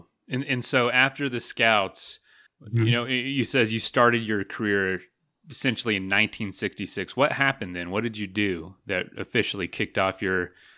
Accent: Florida, United States; I'm from the East Coast too. I'm from Florida, though, the other side.

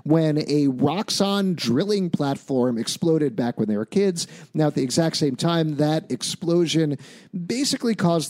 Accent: New York, United States; as a New Yorker

